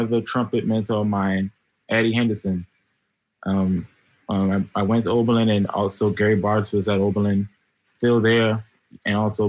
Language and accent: English; Bahamas; moved away as an adult; now in New York City, United States; I'm originally from the Bahamas. Both of my parents are Haitian.